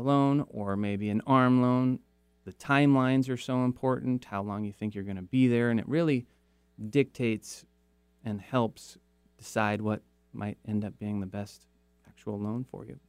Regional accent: Kirkland, Washington, United States; also born or lived in Seattle; I grew up in Kirkland

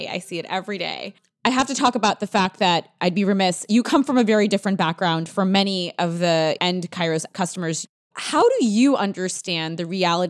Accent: India; moved away; I'm actually an immigrant. I was born in India and I wasn't even born in a city. I was born in, I think, a village off of a city.

